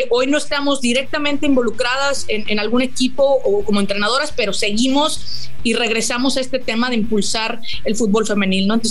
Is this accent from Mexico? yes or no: yes; Cancún, Quintana Roo, Mexico; crecimos en una, aquí en Cancún, en era un pueblito, era un, lugar, yo nací en Cancún, una ciudad pequeñita